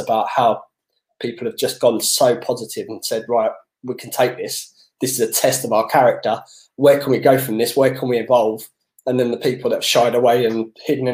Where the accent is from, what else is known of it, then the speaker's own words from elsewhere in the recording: London, United Kingdom; growing up in Southeast London